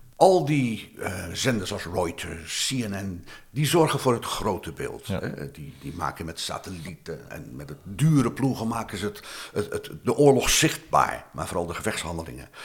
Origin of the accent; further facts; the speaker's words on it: Rotterdam, South Holland, Netherlands; ik kom uit een arbeidersbuurt in Rotterdam